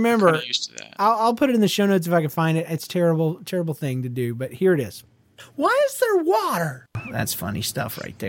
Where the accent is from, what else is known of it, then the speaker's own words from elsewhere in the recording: Georgia, United States; I'm from Georgia, lady.